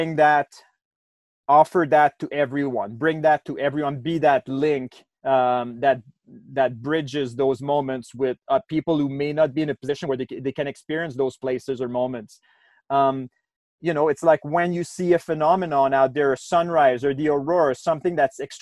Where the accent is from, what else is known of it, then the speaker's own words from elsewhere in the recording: Quebec City, Quebec, Canada; now in Banff, Canada; I've lived in Banff for 10 years or so now. I'm from Quebec City originally, so Eastern Canada